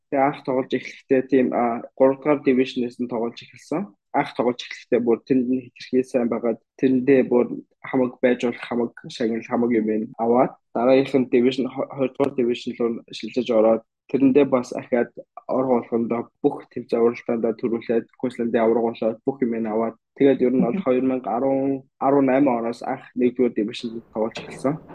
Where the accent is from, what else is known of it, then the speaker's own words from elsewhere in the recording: Mongolia; now in Australia; би Монгол гээд Монголоос танилцуулаад